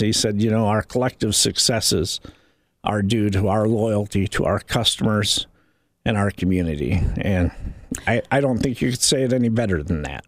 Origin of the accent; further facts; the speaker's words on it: Indiana, United States; somebody that has grown up and lived in this community for 30 years